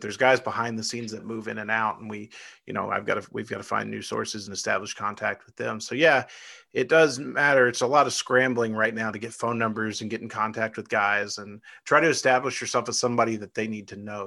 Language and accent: English; Irving, Texas, United States; I was born in Irving, Texas. I lived about ten minutes from Texas Stadium.